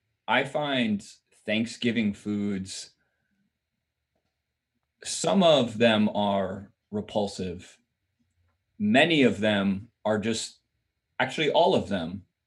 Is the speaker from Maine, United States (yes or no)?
no; Minnesota, United States; moved away as an adult; I'm a native Minnesotan.